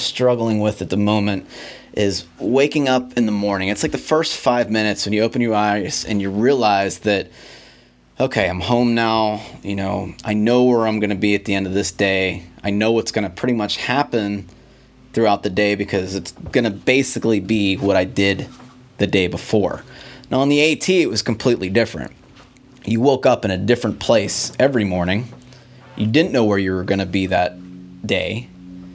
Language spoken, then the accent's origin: English; Pittsburgh, Pennsylvania, United States; my hometown of Pittsburgh, Pennsylvania